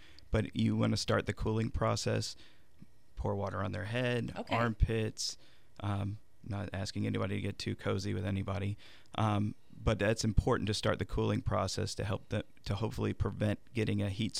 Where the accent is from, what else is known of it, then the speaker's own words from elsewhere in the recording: San Antonio, Texas, United States; San Antonio.